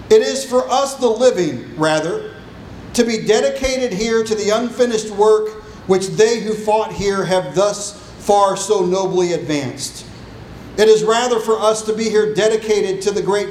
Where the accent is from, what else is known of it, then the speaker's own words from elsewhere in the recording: United States; As an American